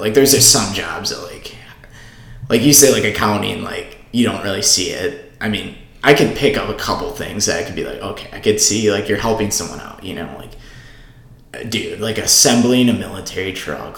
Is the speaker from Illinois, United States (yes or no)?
no; Oshkosh, Wisconsin, United States; I'm from Oshkosh. I I went to the same high school, pretty much the same kids throughout you know the, the my whole life